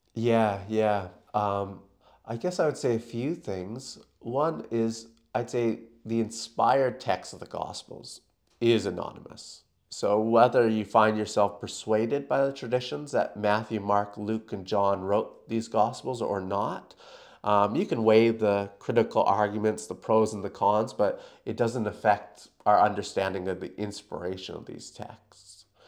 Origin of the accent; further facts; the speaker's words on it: Canada; moved away as an adult; now in Perth, Australia; I'm actually from Canada, um, where I was born and raised.